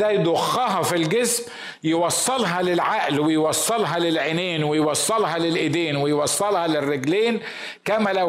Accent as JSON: {"language": "Arabic", "country": "Egypt", "said": "كنا في الكنيسه عندنا في مصر"}